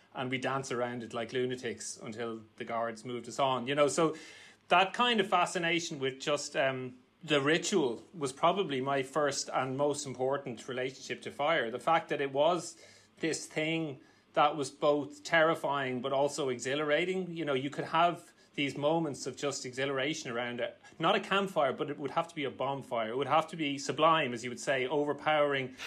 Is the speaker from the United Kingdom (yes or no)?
no; Naas, Leinster, Ireland; I grew up in Nace